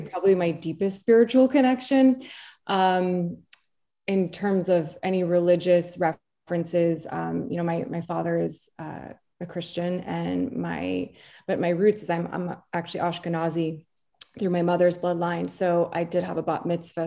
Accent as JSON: {"language": "English", "region": "New Jersey", "country": "United States", "tie": "born or raised there", "also_born_or_lived": "New York", "said": "And she and I grew up in New Jersey as well together"}